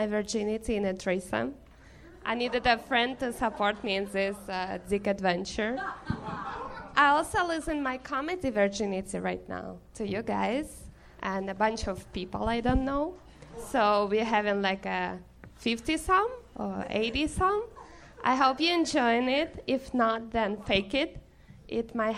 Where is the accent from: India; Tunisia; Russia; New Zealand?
Russia; Siberia; English is a second language; moved away as an adult; also born or lived in New York; now in Los Angeles, United States; I'm from Siberia.